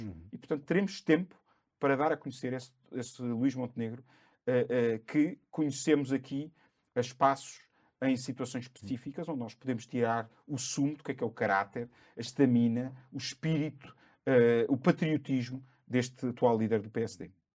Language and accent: Portuguese; Cascais, Lisbon, Portugal; E Cascais preenche-me ainda mais. Foi onde eu nasci, onde eu fui criado